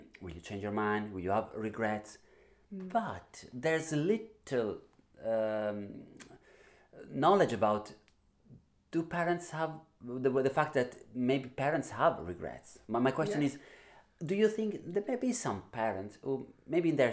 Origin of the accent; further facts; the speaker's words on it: Italy; we are from Italy